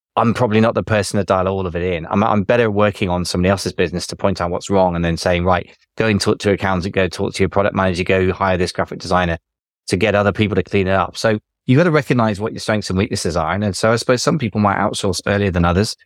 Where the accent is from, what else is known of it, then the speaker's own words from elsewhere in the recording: United Kingdom; I'm British